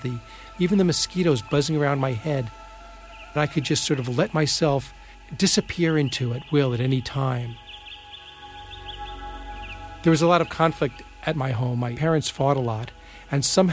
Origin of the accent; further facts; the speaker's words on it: Plainview, New York, United States; When I was a kid growing up in Plainview, New York on Long Island